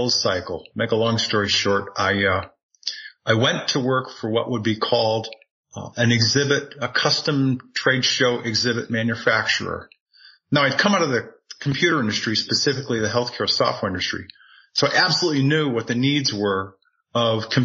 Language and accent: English; New England, United States; moved away as an adult; also born or lived in Tucson, Arizona; now in Sedona, United States; born and raised in New England